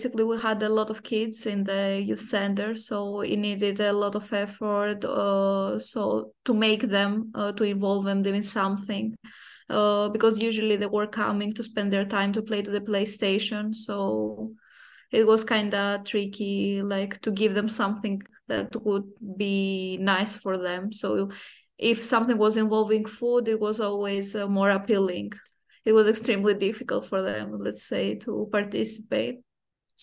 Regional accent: Athens, Attica, Greece; moved away as an adult; also born or lived in Krakow, Poland; I'm coming from Greece

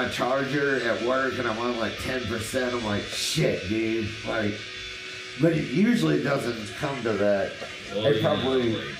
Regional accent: Tennessee, United States; I'm not from here. I'm from Tennessee.

